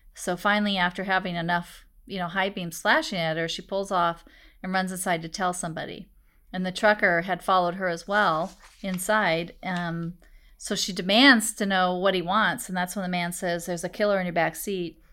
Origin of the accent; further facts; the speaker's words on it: Des Moines, Iowa, United States; when I was a kid and I was growing up in Des Moines